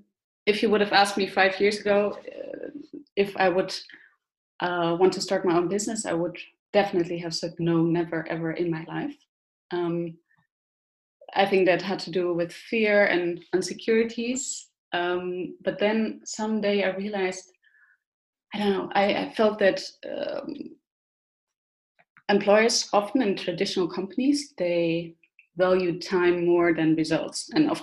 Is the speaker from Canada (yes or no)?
no; Germany; English is a second language; I'm originally from Germany. I was born and raised there. And with my father working in the army, I moved around every 2 years.